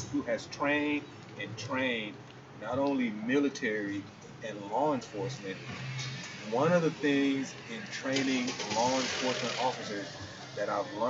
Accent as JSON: {"language": "English", "region": "California", "country": "United States", "tie": "born or raised there", "said": "I mean, I, I grew up in Southern California"}